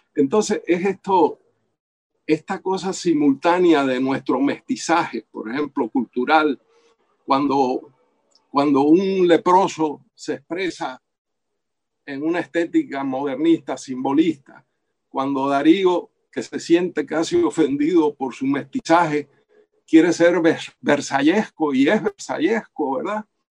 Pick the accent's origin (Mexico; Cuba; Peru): Cuba; moved away; also born or lived in Venezuela / United States; como cubano